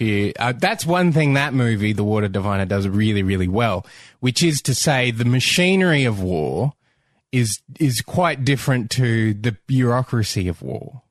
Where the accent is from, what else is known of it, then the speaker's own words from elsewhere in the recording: Australia; as an Australian